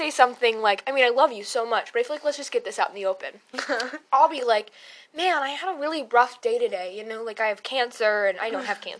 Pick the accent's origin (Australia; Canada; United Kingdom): United Kingdom; Really, we're British. That's what we're trying to say, is that we're British off.